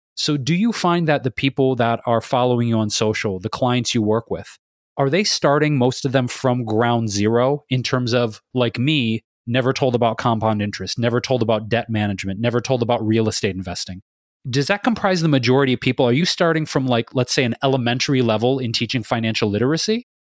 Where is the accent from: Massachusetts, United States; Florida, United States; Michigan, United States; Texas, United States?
Michigan, United States; Detroit; Detroit Pistons, my hometown